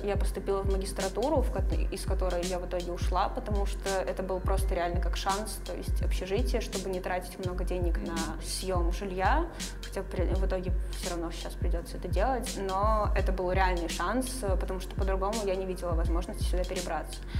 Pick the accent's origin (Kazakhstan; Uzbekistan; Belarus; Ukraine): Ukraine; Sevastopol; moved away as an adult; now in Saint Petersburg, Russia; Я родилась в Севастополе, выросла в Севастополе, закончила университет в Севастополе